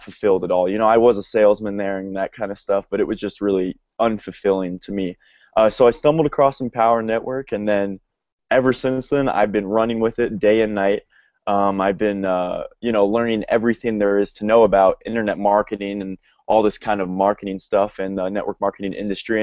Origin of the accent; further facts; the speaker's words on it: Denver, Colorado, United States; I'm from Denver, Colorado. That's where I am right now